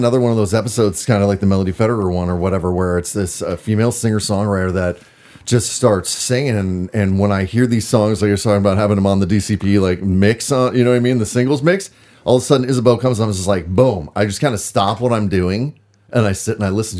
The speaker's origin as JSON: {"language": "English", "region": "Minnesota", "country": "United States", "tie": "born or raised there", "also_born_or_lived": "Bend, Oregon", "moved": "as an adult", "lives_now": "Portland, United States", "said": "I grew up in Minnesota."}